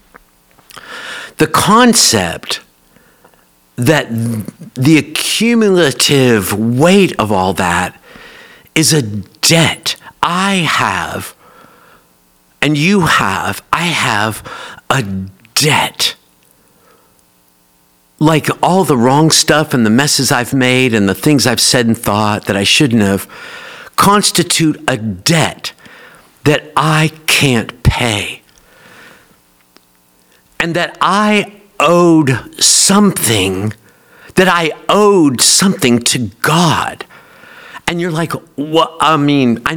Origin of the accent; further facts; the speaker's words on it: Oak Ridge, Tennessee, United States; I grew up here in Oak Ridge